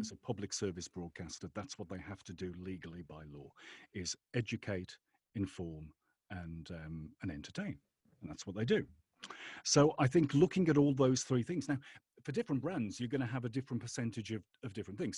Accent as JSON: {"language": "English", "region": "England", "country": "United Kingdom", "tie": "born or raised there", "said": "I was brought up in England"}